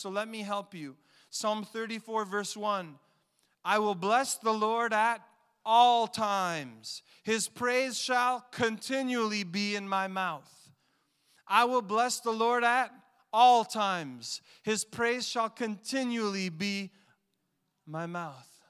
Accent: Montreal, Quebec, Canada; I grew up in Montreal

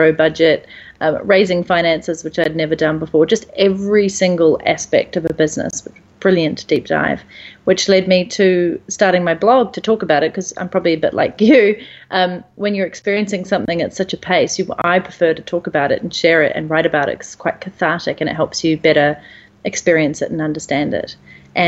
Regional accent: New Zealand; moved away as an adult; I'm initially from New Zealand

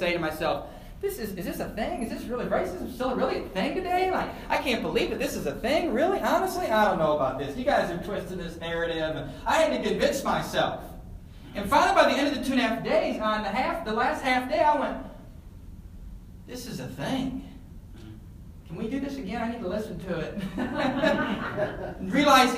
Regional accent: Elgin, Illinois, United States; moved away; I went back to my hometown of Elgin a few months ago, and I stopped into Spring Hill Mall, which was the spot when I was in middle school, high school.

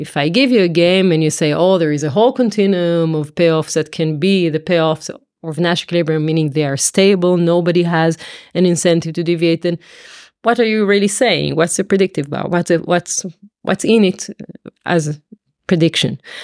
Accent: Israel; moved away as an adult; also born or lived in Tel Aviv / Paris; now in London, United Kingdom; I come from Israel originally

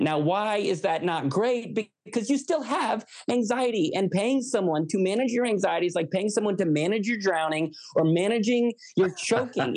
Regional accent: United States; I'm an American

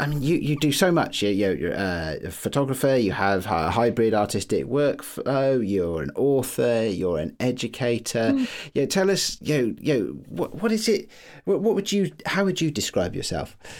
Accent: United Kingdom; I live near London, but I live in the, uh, the town I grew up

